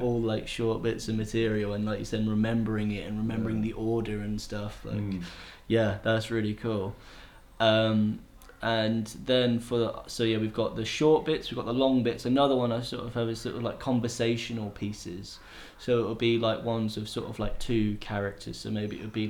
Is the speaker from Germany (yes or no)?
no; England, United Kingdom; moved away as an adult; now in Chengdu, China; I'm a young man, I'm from England